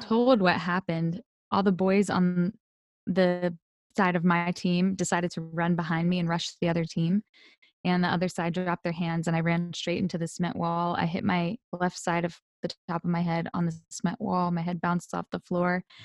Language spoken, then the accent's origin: English; Delaware, United States; I'm originally from Delaware